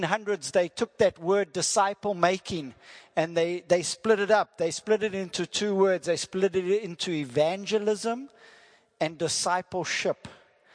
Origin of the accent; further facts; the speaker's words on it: South Africa; first language English; I'm from South Africa, and that is my wife, Lynette G.